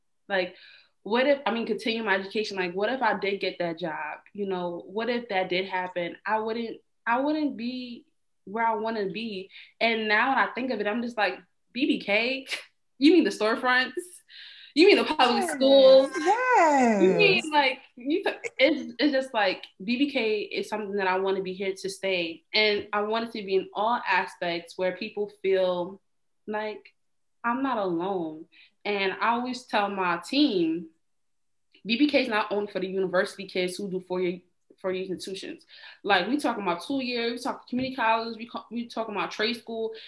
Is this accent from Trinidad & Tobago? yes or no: yes; Trinidad & Tobago; moved away; also born or lived in East Orange, New Jersey; I'm Trinidadian